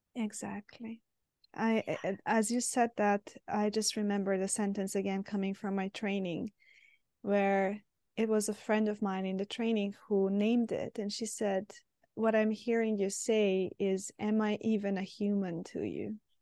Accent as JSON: {"language": "English", "country": "Serbia", "moved": "yes", "said": "I'm originally from Serbia"}